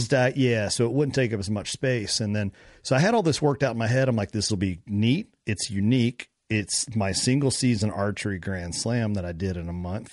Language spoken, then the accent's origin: English; Kentucky, United States; I'm from Kentucky.